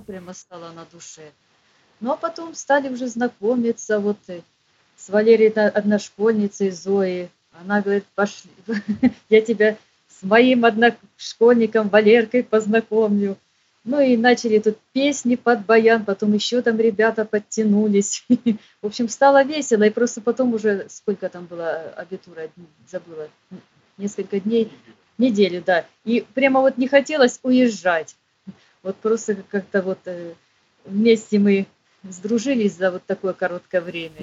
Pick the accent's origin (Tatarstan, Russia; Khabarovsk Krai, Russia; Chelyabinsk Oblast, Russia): Khabarovsk Krai, Russia; Khabarovsk; moved away as an adult; also born or lived in Petropavlovsk-Kamchatsky / Kursk / Rostov-on-Don; Я жила в Хабаровске